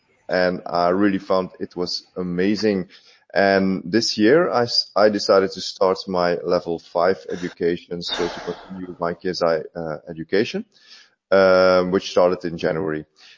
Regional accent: Belgium; I'm a coach from Belgium.

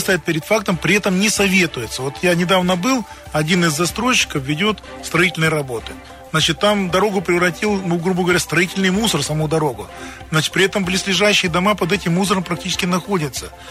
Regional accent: Krasnoyarsk, Krasnoyarsk Krai, Russia; Я сам коренной красноярец

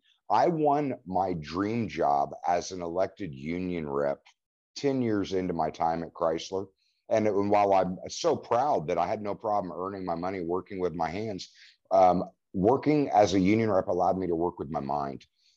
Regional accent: Indiana, United States; also born or lived in Oklahoma; I mean, and I've long said that Indiana is my land of opportunity because I moved around. I mean, I born in Oklahoma, but quickly moved to a little town called G

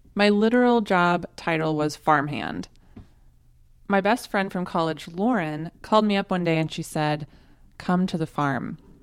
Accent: Tulsa, Oklahoma, United States; moved away as an adult; also born or lived in Austin, Texas; moved back to Tulsa, Oklahoma, my hometown

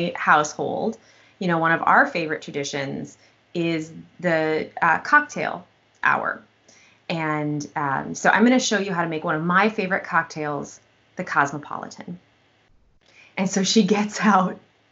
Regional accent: Wisconsin, United States; when we were growing up in Wisconsin

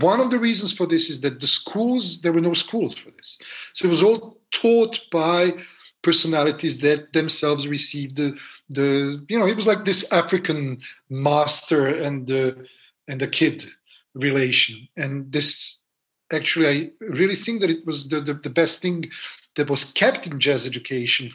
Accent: Belgrade, Serbia; moved away as an adult; now in France; growing up in Serbia, in Belgrade, in Yugoslavia.

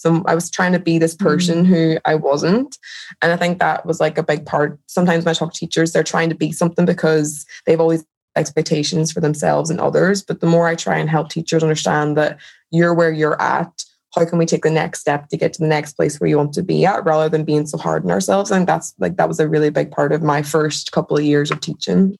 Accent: Derry, Northern Ireland, United Kingdom; moved away; I'm originally from Derry in Ireland

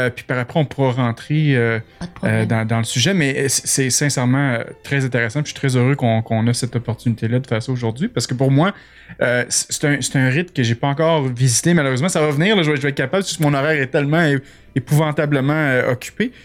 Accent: Quebec, Canada; accent: Québécois; j'ai un accent terrible

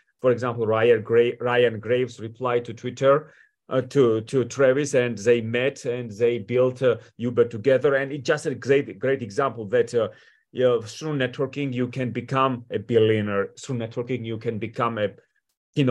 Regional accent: Georgia; moved away as an adult; also born or lived in Washington, D.C., United States / Manassas, Virginia, United States / New York City, United States; I come from Georgia, from Europe, you know, and I moved to the United States at the age of 18

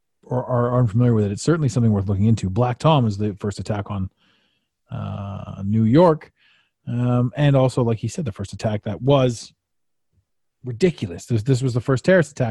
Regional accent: Canada; growing up in Canada

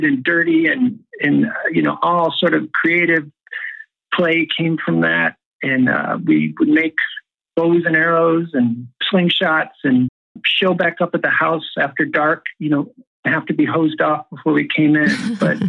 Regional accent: Mayfield, Ohio, United States; now in Southern California, United States; I grew up in small town Ohio, a place called Mayfield on the east side of Cleveland

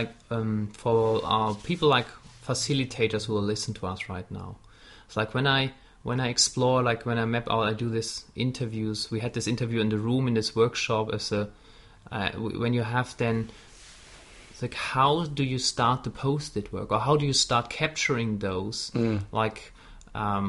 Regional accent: Wuppertal, North Rhine-Westphalia, Germany; English is a second language; moved away; when I lived in my hometown where I grew up in Wuppertal

